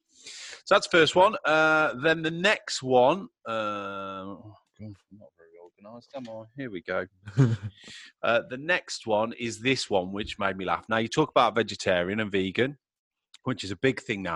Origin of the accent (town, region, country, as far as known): Middle of England, United Kingdom